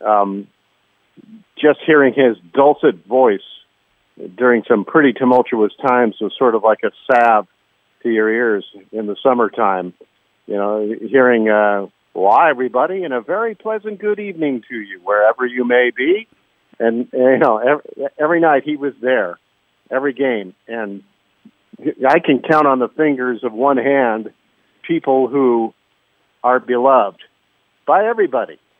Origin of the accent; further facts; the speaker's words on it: Southern California, United States; as a child growing up in Southern California